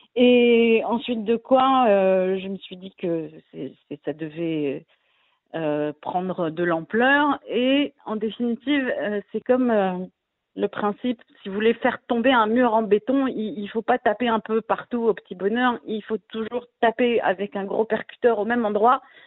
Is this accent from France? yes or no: yes; France; now in Israel; quand on vient de France, avec la culture qu'on a du militantisme et des manifestations et du syndicalisme français